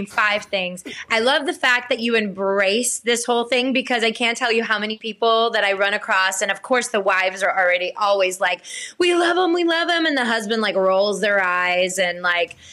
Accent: Blackshear, Georgia, United States; moved away; I was born and raised in Blackshear, Georgia

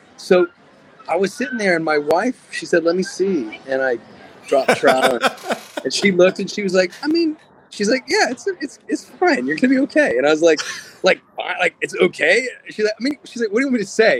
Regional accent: Nevada, United States; I'm from Nevada

